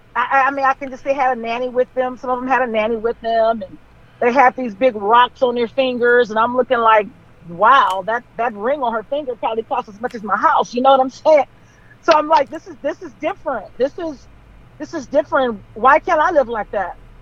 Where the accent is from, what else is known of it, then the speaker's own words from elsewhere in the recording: Compton, California, United States; I grew up in Compton